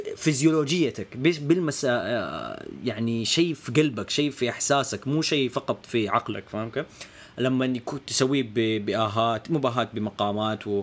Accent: Hejaz, Saudi Arabia; عندنا في السعوديه يعني ما اعرف لو تدري يعني فعندنا في الحجاز

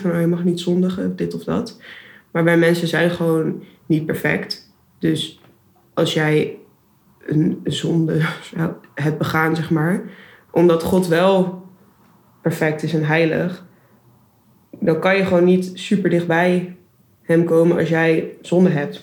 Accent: Houten, Utrecht, Netherlands; moved away as an adult; also born or lived in Rotterdam; ik kom uit Houten bij Utrecht en ik ben daar christelijk opgevoed door mijn ouders.

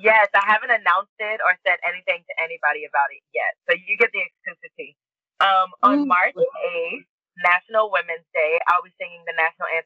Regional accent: Monroe, Louisiana, United States; also born or lived in Lafayette, Louisiana; I was born in Lafayette, Louisiana, and I was raised in Monroe, Louisiana.

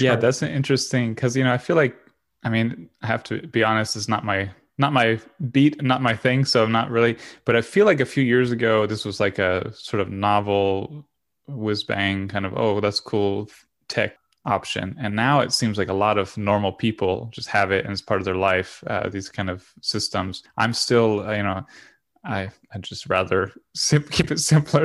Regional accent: Florida, United States; also born or lived in Europe; I'm from Florida

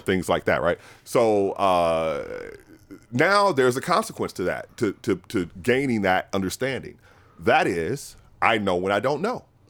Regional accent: New Orleans, Louisiana, United States; moved away; I'm from New Orleans originally

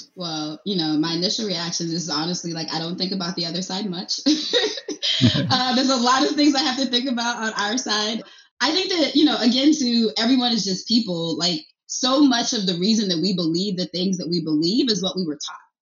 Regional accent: Nigeria; now in Pennsylvania, United States; I'm from Nigeria

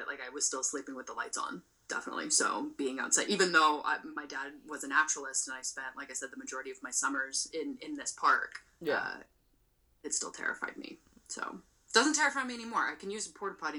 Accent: Palo Alto, California, United States; I grew up in Palo Alto and spent most of my summers at Foothills

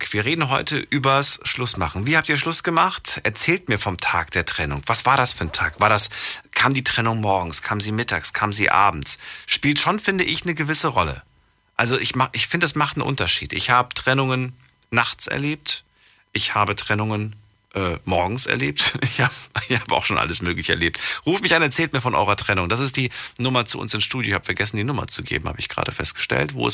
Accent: Hunsrück, Rhineland-Palatinate, Germany; aus dem Hunsrück.

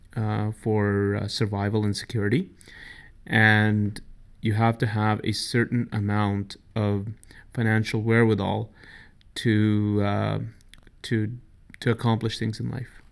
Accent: New Delhi, Delhi, India; now in Canada; growing up in New Delhi, as, as you know, I was born in New Delhi

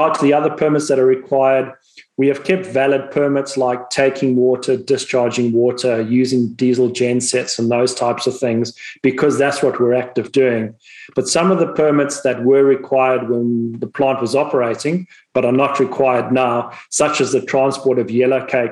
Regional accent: Zimbabwe; moved away; people might be able to pick up from my accent, I'm originally from Zimbabwe as well

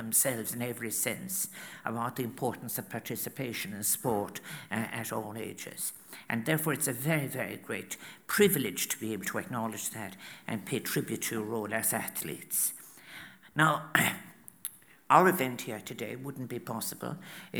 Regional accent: County Clare, Munster, Ireland; moved away as an adult; also born or lived in Limerick / Galway; I was born in Limerick, as you know, and then I was reared 14 miles out in County Clare. And then I moved when I was 19 to Galway.

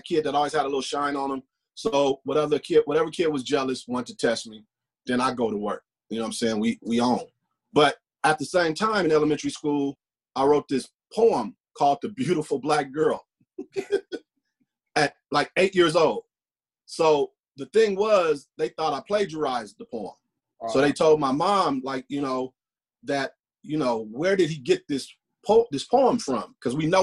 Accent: Los Angeles, California, United States; I'm from South Central LA.

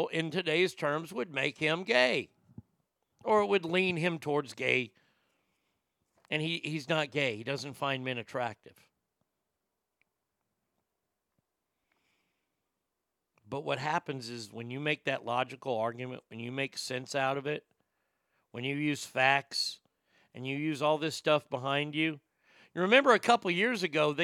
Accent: the South, United States; I've never been to a segregated school. And I grew up in the South

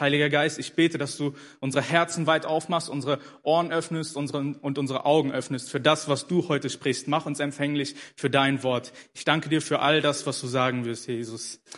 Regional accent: Germany; also born or lived in Ethiopia / Hannover; ich bin in Äthiopien geboren, aber mit vier Jahren äh, nach Deutschland gekommen. Also ich bin praktisch mein Leben lang hier groß geworden

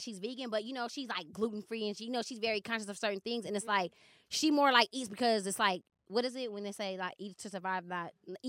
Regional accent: Los Angeles, California, United States; I grew up in Ladera, like Baldwin Hills. It's kind of like in relation to the airport. It's probably like 15 minutes from the airport.

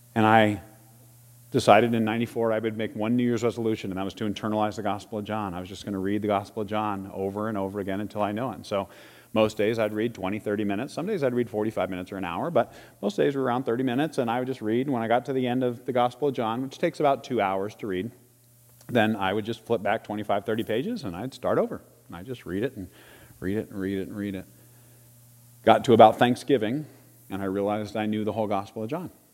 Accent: Salina, Kansas, United States; my elementary school days growing up in Salina, Kansas

